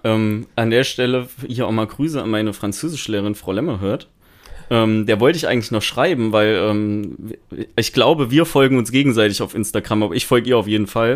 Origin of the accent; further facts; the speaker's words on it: Thuringia, Germany; ich komme ja aus Thüringen